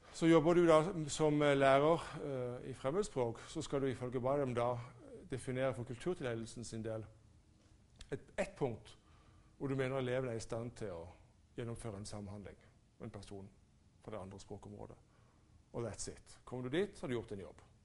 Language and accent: Norwegian; Norway; jeg som nordmann